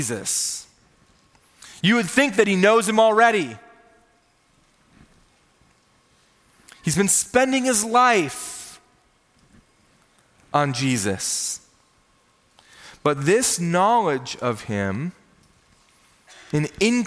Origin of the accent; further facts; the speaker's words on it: Minnesota, United States; I grew up in Minnesota, the land of 10,000 lakes, which means I grew up with a fishing pole in my hand